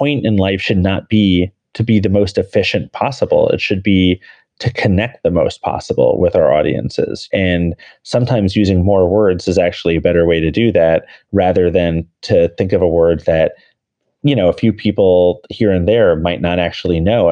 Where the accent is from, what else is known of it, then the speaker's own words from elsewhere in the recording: New York City, New York, United States; I'm a New Yorker with three pets